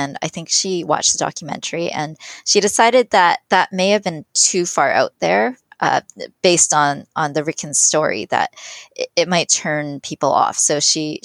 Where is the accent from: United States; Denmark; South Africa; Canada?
Canada; I was born in Canada, but I had immigrant parents